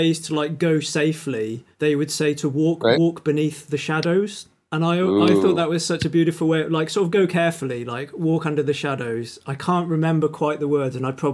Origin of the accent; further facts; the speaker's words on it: United Kingdom; as British people